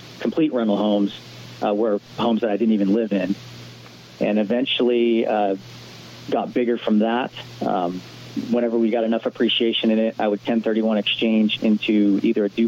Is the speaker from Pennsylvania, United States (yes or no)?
no; Honolulu, Hawaii, United States; moved away; also born or lived in Indiana; I grew up in Honolulu, Hawaii.